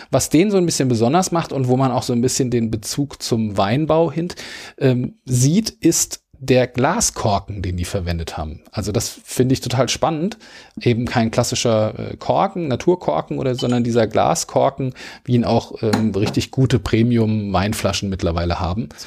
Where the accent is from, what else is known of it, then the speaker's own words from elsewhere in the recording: Wiesbaden, Hesse, Germany; also ich komme aus Wiesbaden